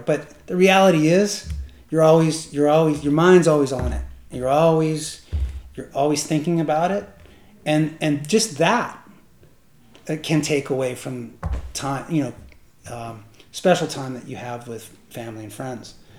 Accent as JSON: {"language": "English", "region": "Northern California", "country": "United States", "tie": "born or raised there", "also_born_or_lived": "Mendocino County, California", "moved": "as an adult", "lives_now": "Canada", "said": "I grew up in Northern California"}